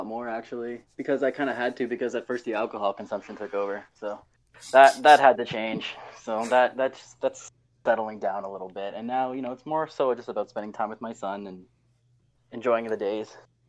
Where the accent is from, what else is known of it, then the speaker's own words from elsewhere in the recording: Canada; Well, I am Canadian.